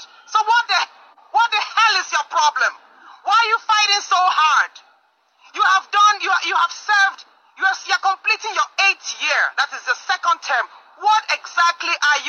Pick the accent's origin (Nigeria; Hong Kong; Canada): Nigeria; Okene/Okehi, Kogi; my hometown